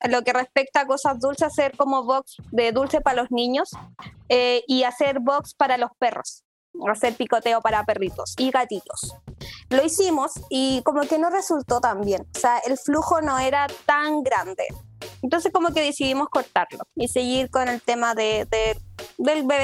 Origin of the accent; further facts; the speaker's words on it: Puerto Varas, Los Lagos, Chile; now in Santiago, Chile; soy de Puerto Varas, entonces allá no hay este tipo de deliveries no se encuentra.